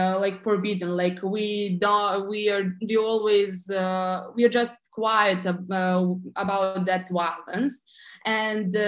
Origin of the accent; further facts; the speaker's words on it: Serbia; I live in Serbia. We are from the Southeast Europe, actually on the Balkan